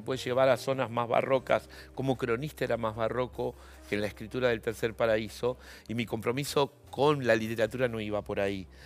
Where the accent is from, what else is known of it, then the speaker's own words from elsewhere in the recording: Argentina; also born or lived in La Unión, Chile; yo he sido un niño muy argentino, eh, eh, eh, digamos, nací en Chile, pero yo vine cuando tenía cuatro años.